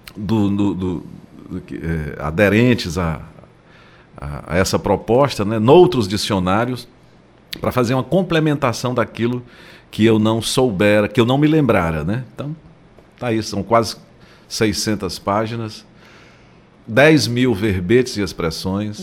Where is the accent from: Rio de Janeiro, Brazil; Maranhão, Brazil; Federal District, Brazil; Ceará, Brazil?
Ceará, Brazil; Fortaleza; eu sou de Fortaleza